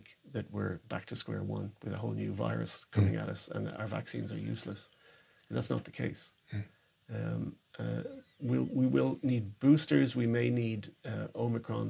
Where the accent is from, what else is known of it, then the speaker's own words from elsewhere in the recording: Ireland; moved away as an adult; now in Sweden; back in my home country yeah. in Dublin